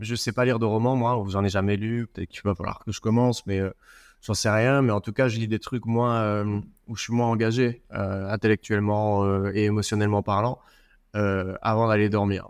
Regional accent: Belgium; chez nous, en Belgique

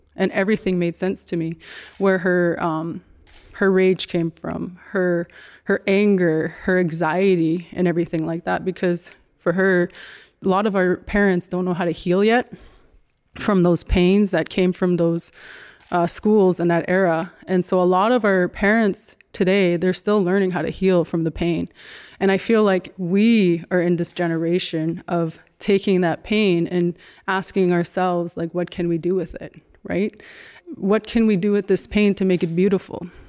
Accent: Dakota Tipi First Nation, Manitoba, Canada; now in Toronto, Canada; we grew up in Dakota Tepe

